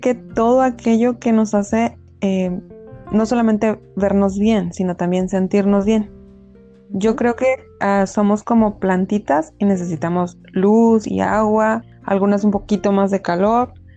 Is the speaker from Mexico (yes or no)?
yes; Mexico; como buen mexicano